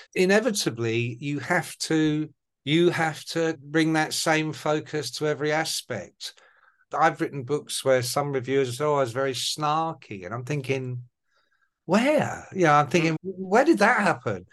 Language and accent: English; England, United Kingdom; accent: Irish; My family are Irish. So my mum and dad were immigrants to England after the Second World War, like so many. And so I grew up with an Irish accent until I went to kindergarten and school